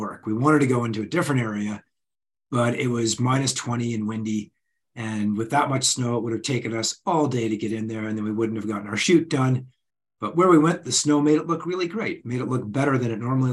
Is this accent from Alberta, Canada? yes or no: yes; Canmore, Alberta, Canada; I'm the kid from Canmore, Alberta.